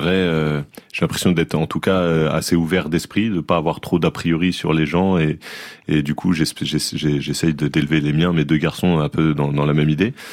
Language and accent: French; Saint-Denis, Île-de-France, France; Ouais, bah, enfin moi j'ai grandi à Saint-Denis dans, dans, dans, des quartiers assez populaires.